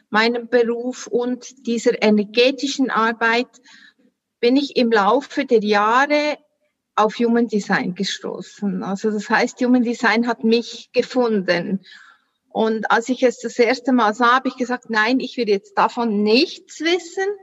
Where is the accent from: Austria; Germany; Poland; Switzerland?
Switzerland; Solothurn; ich komme, wie man hört, an meinen Dialekt aus der Schweiz, Solothurn. Wie gesagt, du hast richtig gehört, 30 Kilometer von Bern, ist äh, im sogenannten Mittelland.